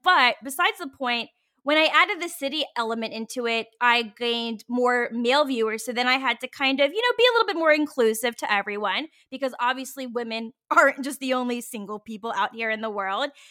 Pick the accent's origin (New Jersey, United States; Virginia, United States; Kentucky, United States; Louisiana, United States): Virginia, United States; moved away as an adult; now in San Francisco, United States; I grew up in the South, like, I'm born and raised in Virginia